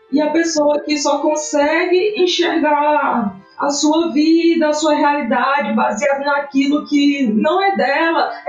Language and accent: Portuguese; Northeast Region, Brazil; eu sou nordestina, eu estou no sertão, estou no agreste, meu bioma é esse, minha culinária é essa